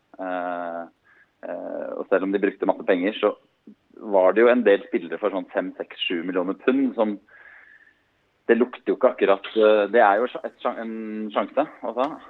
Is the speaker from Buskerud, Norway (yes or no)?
yes; Hemsedal, Buskerud, Norway; Jeg er fra Hemsedal, og kona er fra Ålesund